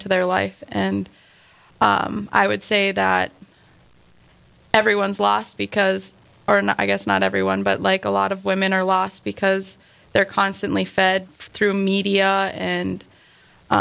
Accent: outside of Bismarck, North Dakota, United States; And I grew up outside of Bismarck, North Dakota.

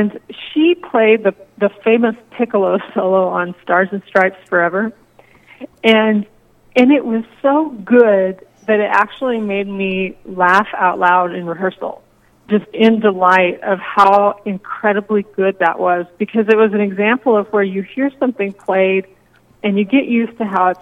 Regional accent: Texas, United States; moved away as an adult; also born or lived in Iowa / Bemidji, Minnesota; now in Bismarck, United States; I'm originally from Texas. So I think I've now lived in the Midwest maybe longer than I lived in Texas

